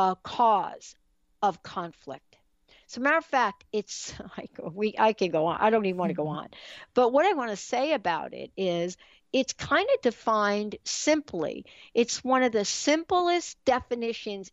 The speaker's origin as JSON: {"language": "English", "region": "East Coast", "country": "United States", "tie": "born or raised there", "said": "I grew up on the East Coast"}